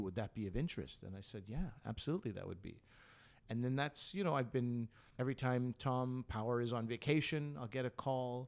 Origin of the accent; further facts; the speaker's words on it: Canada; we're Canadian